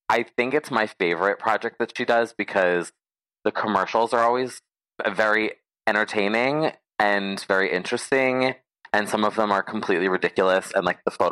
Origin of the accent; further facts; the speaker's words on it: New Jersey, United States; New Jersey has a special place for me because I'm from Jersey